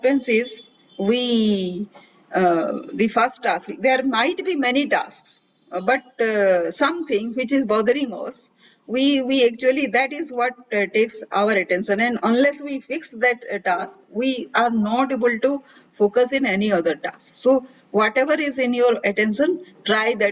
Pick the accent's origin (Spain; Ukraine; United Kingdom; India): India; I am a lady from India